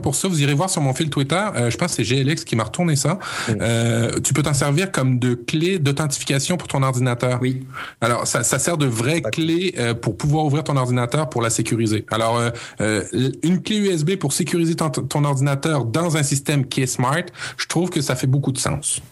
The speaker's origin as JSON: {"language": "French", "country": "Canada", "said": "chez nous, au Canada"}